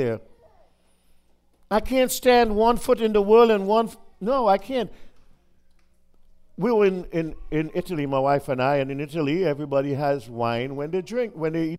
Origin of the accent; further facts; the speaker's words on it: Trinidad & Tobago; moved away; I was in back in my home country of Trinidad